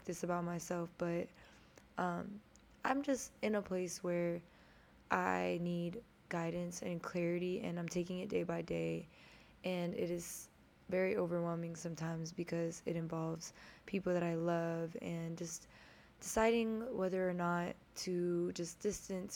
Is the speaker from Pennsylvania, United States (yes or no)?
no; Houston, Texas, United States; I'm from Houston, Texas